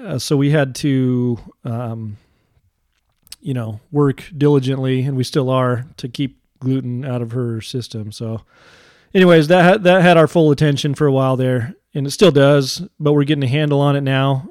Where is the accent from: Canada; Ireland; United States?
United States; I'm an American